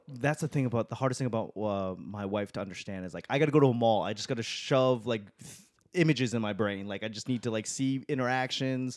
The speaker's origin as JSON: {"language": "English", "town": "Boston", "region": "Massachusetts", "country": "United States", "said": "I'm from Boston"}